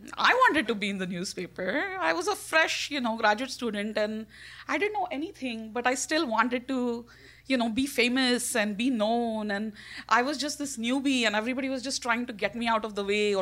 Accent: India; I'm Indian.

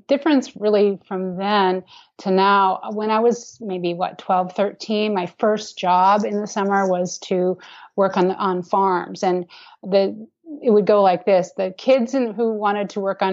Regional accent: Minnesota, United States; moved away; I grew up in Minnesota, and I did not live on a farm

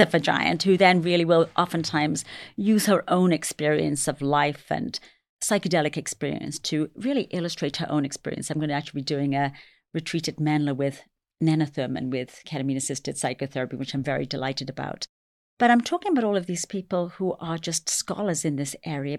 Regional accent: England, United Kingdom; also born or lived in London; now in New York City, United States; I was raised in England, but my heritage is Indian.

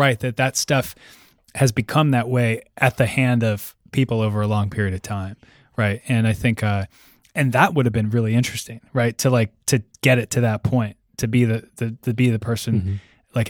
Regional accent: East Coast, United States; I grew up there on the East Coast and then went to school on the East Coast too. Mm-hmm. And I moved out here in 2007.

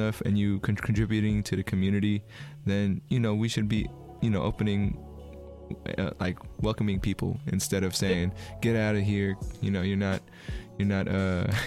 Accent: Bay Area, California, United States; also born or lived in Philippines / Long Beach; I moved here when I was four

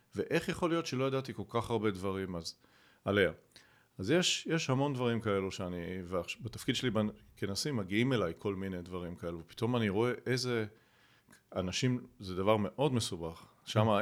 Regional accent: Rehovot, Central District, Israel; גדלתי ברחובות

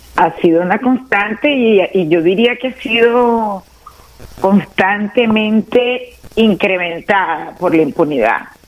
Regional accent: Venezuela; nosotros como pueblo venezolano

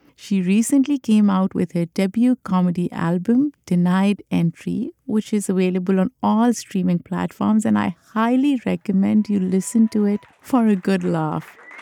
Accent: Pakistan; now in New York, United States; I grew up in Pakistan, I grew up in a country where I was part of the dominant population

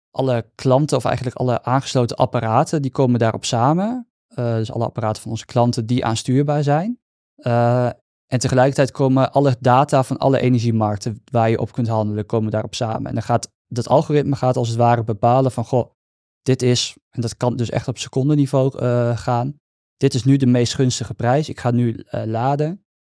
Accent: Netherlands; Ik ben toch gewoon een Nederlander, hè?

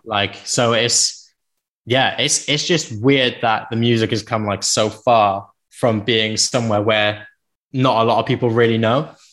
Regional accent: Penarth, Wales, United Kingdom; also born or lived in Cardiff; I was from Penarth

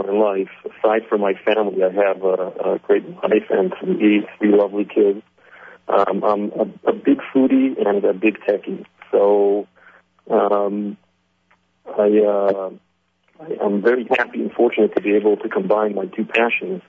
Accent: New Jersey, United States; also born or lived in Israel; I was actually born in Israel, raised in New Jersey, so I'm half American, half Israeli

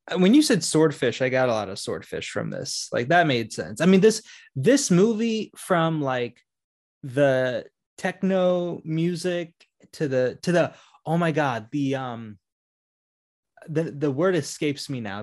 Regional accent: Orlando, Florida, United States; I grew up in Orlando

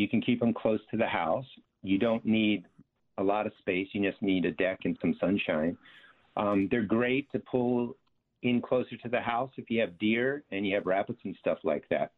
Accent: New Jersey, United States; I actually grew up in a garden state, so I'm from South Jersey

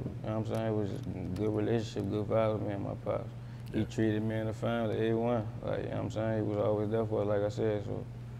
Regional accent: United States; I'm from Uptown, man.

